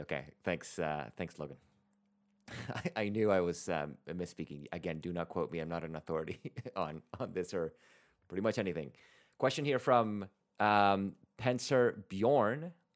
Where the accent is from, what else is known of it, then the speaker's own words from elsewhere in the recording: Venezuela; moved away; I'm originally from Venezuela